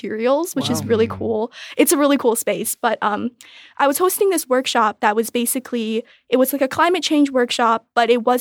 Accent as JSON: {"language": "English", "region": "Beijing", "country": "China", "tie": "born or raised there", "moved": "yes", "said": "growing up in Beijing in like a really tall high-rise building"}